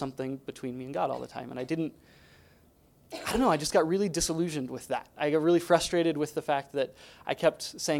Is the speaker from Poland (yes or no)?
yes; Poland; I grew up in Poland.